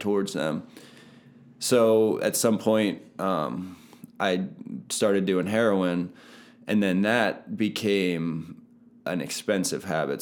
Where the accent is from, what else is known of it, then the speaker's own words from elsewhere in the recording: Palmyra, Pennsylvania, United States; also born or lived in Lebanon, Pennsylvania; born in Lebanon, but I grew up my whole life in Palmyra. I went to Palmyra School District